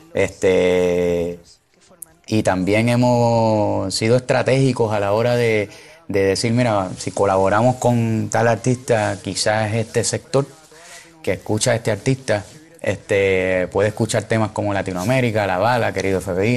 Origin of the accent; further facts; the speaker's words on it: Trujillo Alto, Puerto Rico; also born or lived in Río Piedras, Puerto Rico; Yo nací en Río Piedra, en un hospital que es para los maestros de Puerto Rico, porque mi abuela era maestra. Me crié en Trujillo Alto, Puerto Rico